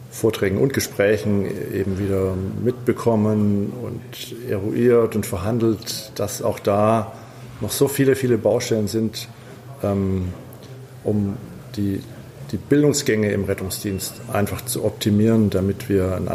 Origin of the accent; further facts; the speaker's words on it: Stuttgart, Baden-Württemberg, Germany; ich komme aus Stuttgart, bin äh, Notfallsanitäter.